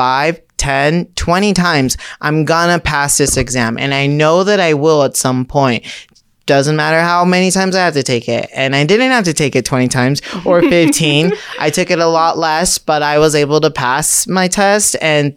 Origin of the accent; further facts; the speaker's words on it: Orange County, California, United States; I grew up in Orange County